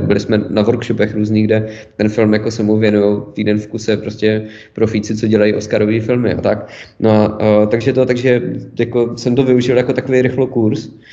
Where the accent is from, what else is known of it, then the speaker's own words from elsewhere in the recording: Ostrava, Moravian-Silesian Region, Czechia; moved away as an adult; also born or lived in Zlín / Prague; jsem se narodil v Ostravě a žil jsem tam 18 let